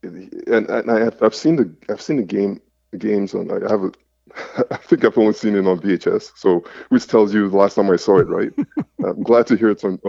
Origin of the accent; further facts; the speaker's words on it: Montreal, Quebec, Canada; I grew up in Montreal, played high school ball, played at Abbott.